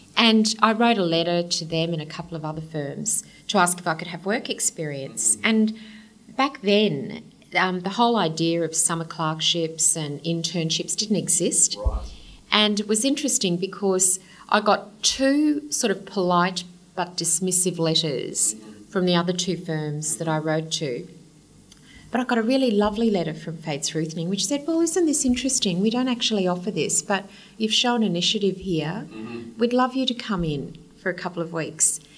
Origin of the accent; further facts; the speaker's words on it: Kingaroy, Queensland, Australia; also born or lived in Brisbane; I was born in Kingaroy, okay. Peanut Country. Grew up there, stayed in Kingaroy until I was in grade six, and then we moved down to Brisbane.